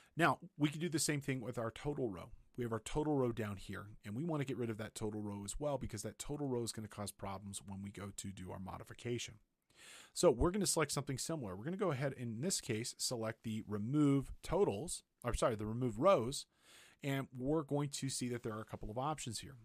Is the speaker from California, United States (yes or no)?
yes; Big Bear Lake, California, United States; my hometown, Big Bear Lake, California